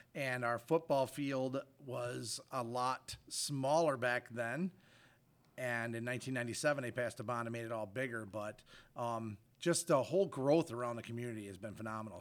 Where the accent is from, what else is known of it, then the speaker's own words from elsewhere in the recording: Fruitport, Michigan, United States; currently live in the district. Also graduated from the district from 1987